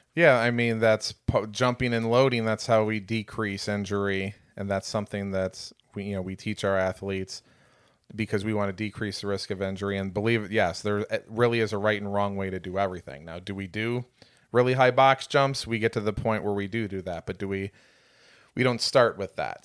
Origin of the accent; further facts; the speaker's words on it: Chesterton, Indiana, United States; moved away; also born or lived in Michigan City, Indiana; I am an Indiana transplant originally. I'm from Michigan City, actually Chesterton, Indiana.